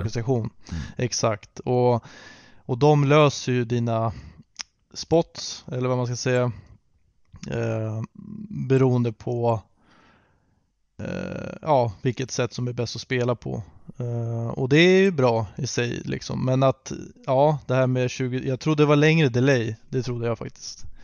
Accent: Sweden; som svensk

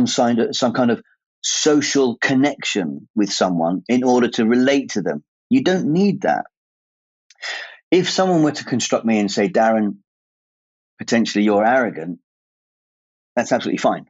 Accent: England, United Kingdom; At my age, being English and not knowing really what the English culture is all about

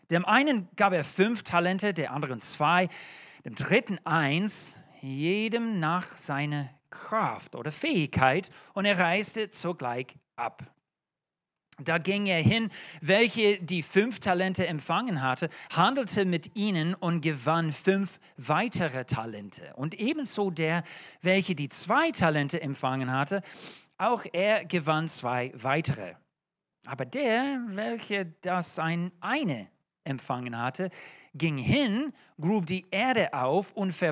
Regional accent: United States; German is a second language; now in Germany; Äh, das ist kein deutscher Name und auch von meinem Akzent hört das schon. Ähm, ich bin Amerikaner

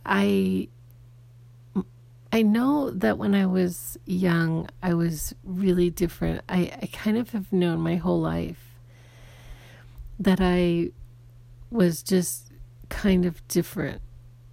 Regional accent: Arizona, United States; I grew up in Arizona, and when I was young, I did not grow up with a lot of diversity

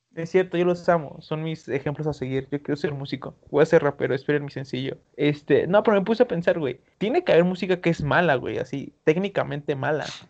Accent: Veracruz, Mexico; Soy de Veracruz, soy de rancho

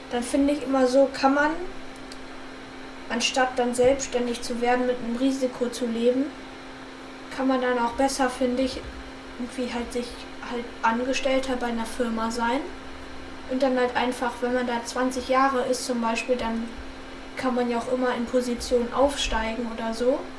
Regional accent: Düsseldorf, North Rhine-Westphalia, Germany; born there; Ja, also ich wurde in Düsseldorf geboren und dann haben meine Eltern halt da in der Nähe einer größeren Stadt gewohnt. Nicht Köln

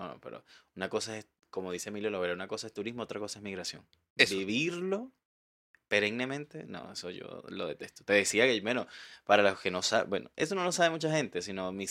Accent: Valencia, Carabobo, Venezuela; moved away as an adult; now in Chile; Yo soy de Valencia.

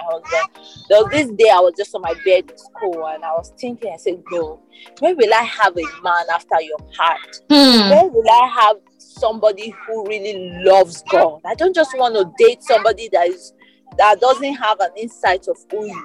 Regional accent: Abuja, Federal Capital Territory, Nigeria; We grew up in Abuja, went to the University of Abuja.

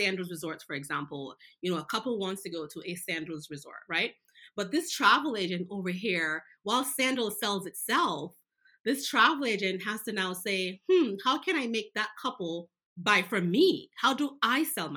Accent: Jamaica; moved away; I was born in Jamaica. I knew Jamaica, but I learned so much more

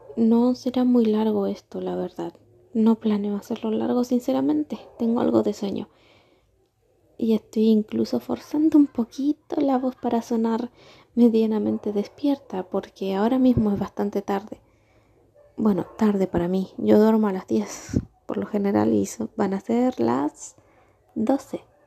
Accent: Argentina; moved away as an adult; now in Chile; Llevo cuatro años en Chile yo soy argentina

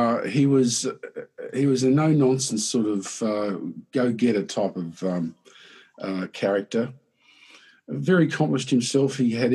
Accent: Brisbane, Queensland, Australia; I was born in Brisbane

